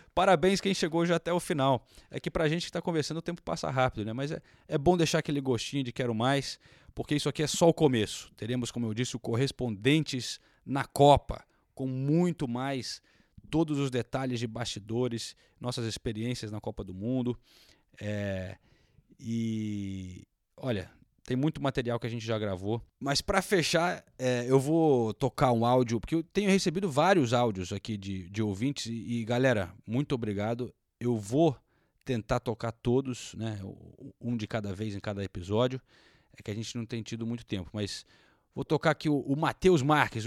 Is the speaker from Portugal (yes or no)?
no; England, United Kingdom; Eu sou inglês